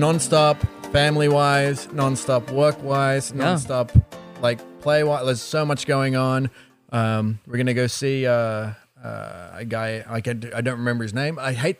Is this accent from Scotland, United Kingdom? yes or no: yes; Scotland, United Kingdom; Everybody assumes I love Scotch because I'm Scottish.